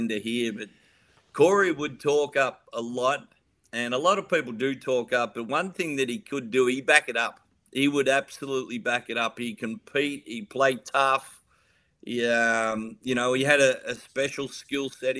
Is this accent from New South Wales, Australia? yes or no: no; Warrnambool, Victoria, Australia; moved away as an adult; also born or lived in Townsville / Melbourne / Perth; I'm from Victoria, born and bred in Warrnambool.